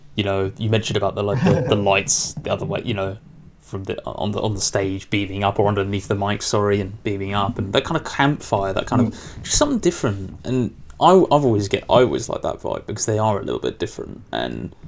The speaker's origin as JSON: {"language": "English", "country": "United Kingdom", "said": "being British"}